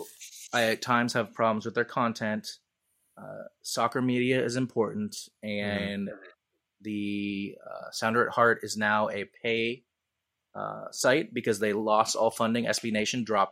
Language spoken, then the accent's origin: English; Seattle, Washington, United States; born and raised in Seattle, in the city limits